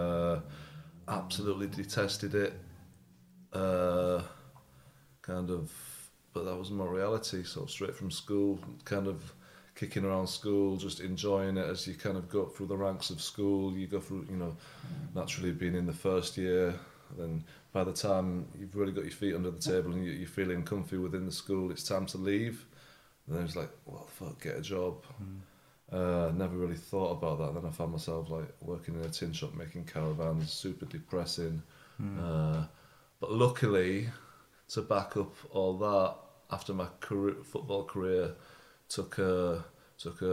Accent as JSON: {"language": "English", "town": "Hull", "region": "Yorkshire and the Humber", "country": "United Kingdom", "tie": "born or raised there", "moved": "yes", "lives_now": "London, United Kingdom", "said": "I was brought up in Hull in the north of England"}